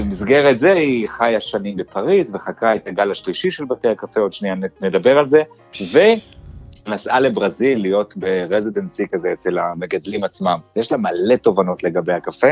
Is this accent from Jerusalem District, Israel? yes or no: yes; Jerusalem, Jerusalem District, Israel; moved away; נולדתי וגדלתי בירושלים